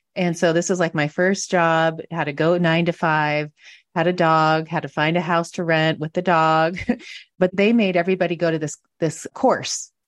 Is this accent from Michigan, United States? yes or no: no; Washington, United States; moved away as an adult; also born or lived in Montana; now in San Diego, United States; I grew up in Washington, met somebody, moved to Montana